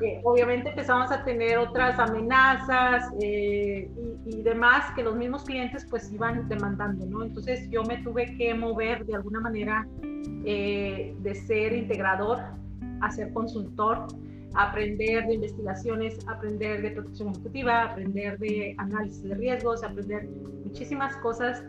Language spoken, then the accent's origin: Spanish; Chihuahua, Mexico; moved away as an adult; also born or lived in El Paso, Texas / Washington area, United States; now in Washington, United States; yo nací en el estado de Chihuahua, soy de Chihuahua capital del norte